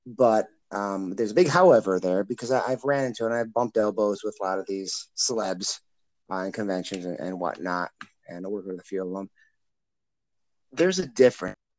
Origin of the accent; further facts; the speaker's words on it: Illinois, United States; also born or lived in Iowa; born and raised in Illinois side, but I'm literally on the border